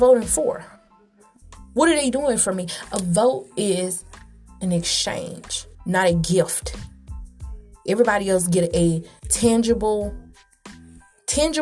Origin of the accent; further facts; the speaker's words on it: Atlanta, Georgia, United States; I'm from Atlanta, raised in Atlanta.